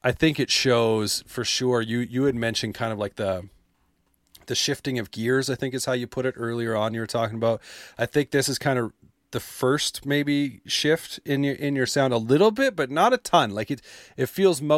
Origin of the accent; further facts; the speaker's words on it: just outside Calgary, Alberta, Canada; I grew up just outside Calgary.